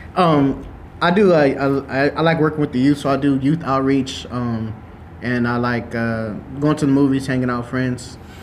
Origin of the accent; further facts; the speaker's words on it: Lathrop, California, United States; I'm born and raised in Lathrop, but Stockton is a block away from me